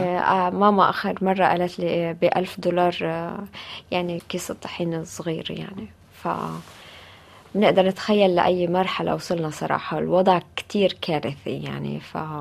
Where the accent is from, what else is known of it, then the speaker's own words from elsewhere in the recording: Gaza, Gaza Strip, Palestine; moved away as an adult; now in Paris, France; وفي مدينتي غزة